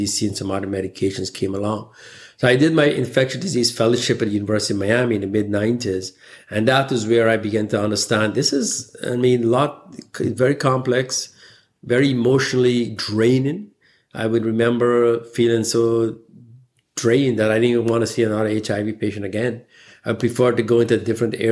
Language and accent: English; Guyana; moved away; I was born in the British colonial country, British Guyana at the time it was called. And I spent my formative years going through the education system there. Growing up in this tropical country